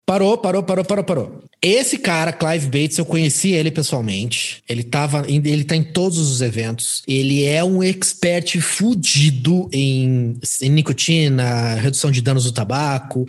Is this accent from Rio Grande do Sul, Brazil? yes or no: no; Curitiba, Paraná, Brazil; moved away as an adult; also born or lived in Natal, Rio Grande do Norte; agora eu voltei a morar em Curitiba, sou nascido e criado em Curitiba.